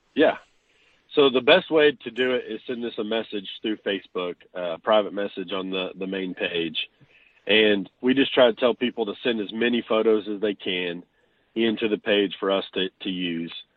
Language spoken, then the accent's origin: English; Chickasha, Oklahoma, United States; now in Washington, Oklahoma, United States; I'm originally from Chickasha, Oklahoma